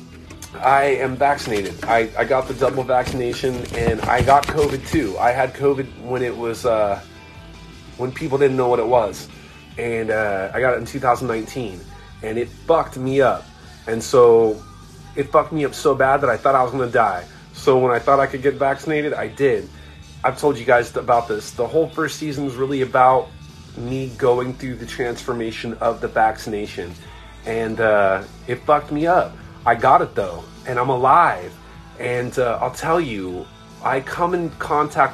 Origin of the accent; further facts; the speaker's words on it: Orange County, California, United States; I grew up in Orange County